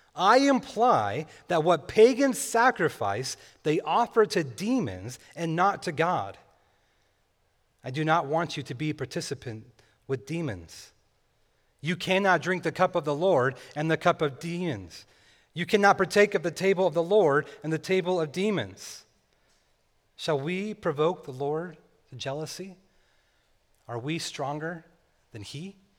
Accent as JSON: {"language": "English", "region": "California", "country": "United States", "tie": "born or raised there", "said": "Growing up in California, my family and I would sometimes visit this lake named Lake Isabella"}